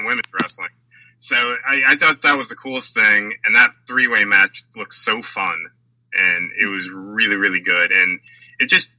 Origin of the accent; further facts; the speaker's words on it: Philadelphia, Pennsylvania, United States; I'm from Philly, so I'm a Wawa guy